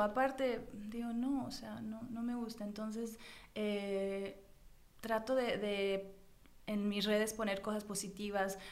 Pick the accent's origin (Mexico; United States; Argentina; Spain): United States; yo nací en Estados Unidos, pero ah. mis padres los dos son mexicanos